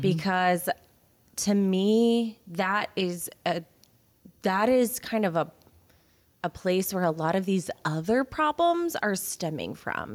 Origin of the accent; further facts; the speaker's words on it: Houston, Texas, United States; I am from the Houston area. I'm from the Cypress area